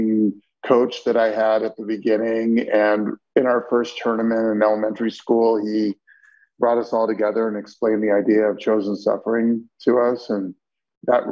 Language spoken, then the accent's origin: English; State College, Pennsylvania, United States; I grew up in State College